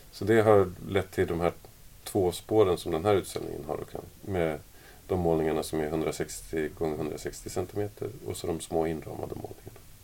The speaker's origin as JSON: {"language": "Swedish", "country": "Sweden", "moved": "yes", "lives_now": "Denmark", "said": "jag är ju från Sverige från mm. början och så, nu bor jag i Danmark"}